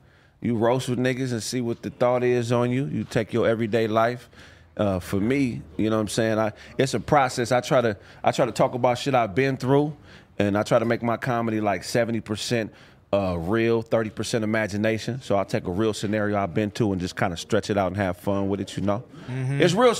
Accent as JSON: {"language": "English", "town": "Pasadena", "region": "California", "country": "United States", "said": "So I'm from Pasadena all day long."}